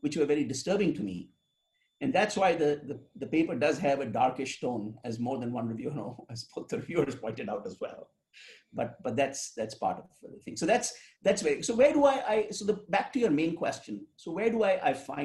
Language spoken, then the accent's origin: English; India; now in United States; I grew up in India and then I come to the United States